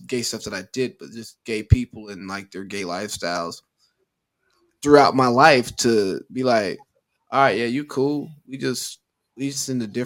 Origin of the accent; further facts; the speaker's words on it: the Bible Belt of the South, United States; I was raised in the Bible Belt of the South